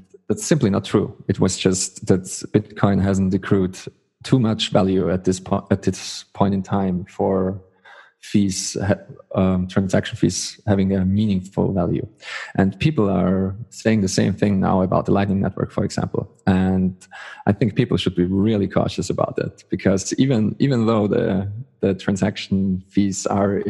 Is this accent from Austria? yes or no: yes; Austria; I'm from Austria.